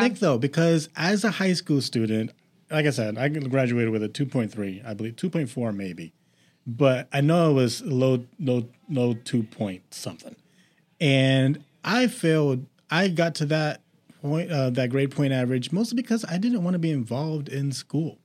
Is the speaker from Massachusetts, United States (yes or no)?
yes; Boston, Massachusetts, United States; I am from Boston